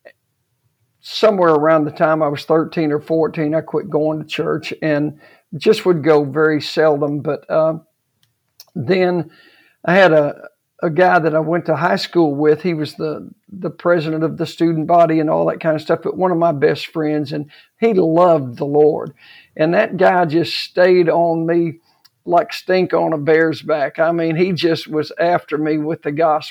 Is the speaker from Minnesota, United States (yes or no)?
no; Odessa, Texas, United States; moved away; I was raised in Odessa, Texas, which was an oil-filled town